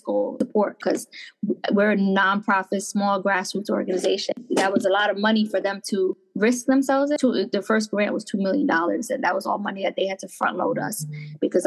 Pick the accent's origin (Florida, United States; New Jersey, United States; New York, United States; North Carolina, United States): New Jersey, United States; Passaic; I grew up in Passaic, which is the neighboring town.